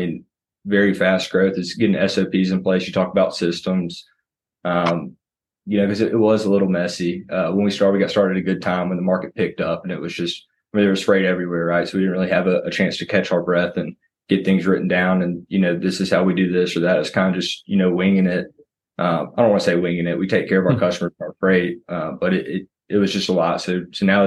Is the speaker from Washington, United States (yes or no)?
no; Vestavia Hills, Alabama, United States; I'm originally from Vestavia Hills and 15 or so of our employees went to high school